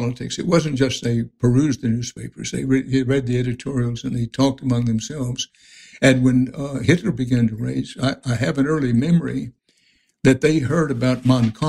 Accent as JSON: {"language": "English", "town": "Houston", "region": "Texas", "country": "United States", "tie": "born or raised there", "also_born_or_lived": "Wharton, Texas", "said": "I grew up basically on the edges of Houston. I grew up in a neighborhood called the Houston Heights"}